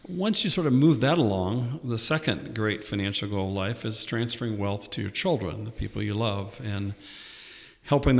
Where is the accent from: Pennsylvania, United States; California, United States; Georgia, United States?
California, United States; Southern; also born or lived in Indianapolis, Indiana; now in Ohio, United States; I grew up in Southern California, but turned into an Ohio boy through Indianapolis when I came to Ohio State